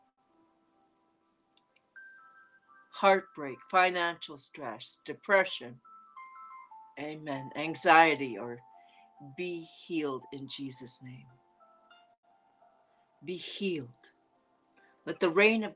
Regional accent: Canada; accent: Canadian; It's my Canadian accent

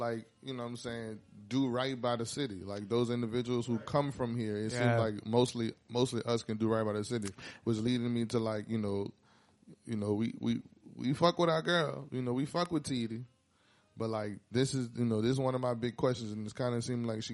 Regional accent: New Orleans, Louisiana, United States; also born or lived in Houston; I was moving from New Orleans, went to Houston for a while. I stayed there.

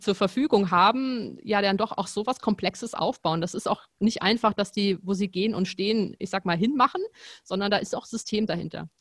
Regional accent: Potsdam, Brandenburg, Germany; moved away as an adult; also born or lived in Frankfurt; ich komme ja aus Potsdam, habe auch in Potsdam studiert und dann bin ich nach Frankfurt gegangen

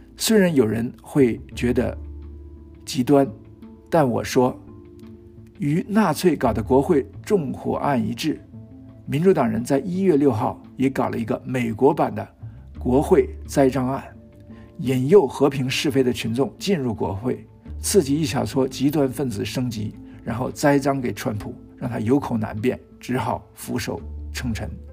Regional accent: China; 从我们中国人的角度看

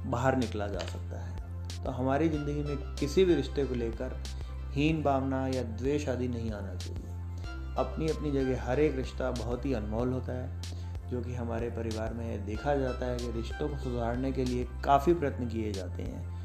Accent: Jaipur, Rajasthan, India; और जैसा कि हर बार मैं बताता आ रहा हूँ कि मैं जयपुर राजस्थान से बिलोंग करता हूँ

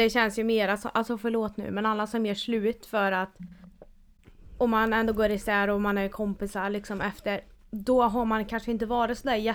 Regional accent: Sweden; som svensk

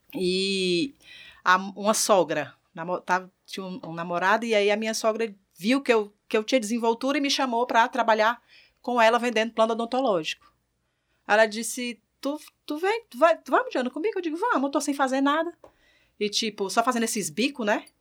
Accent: Ceará, Brazil; moved away as an adult; now in Natal, Brazil; Sou cearense e vim de lá para cá para gerenciar uma empresa

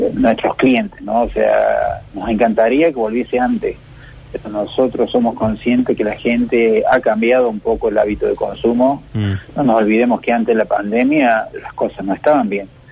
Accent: Córdoba, Argentina; te hablo como cordobés, es muy bueno lo que hemos logrado los cordobeses

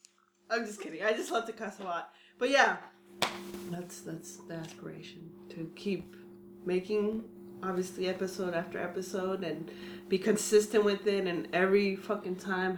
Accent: California, United States; we're from California, the melting pot.

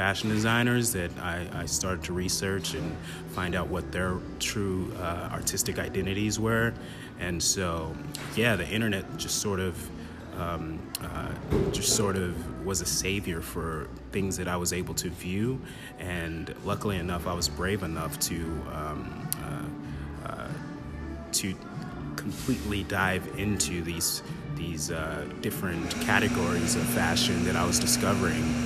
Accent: Kansas City, Missouri, United States; growing up in Northeast KC, which wasn't the best place

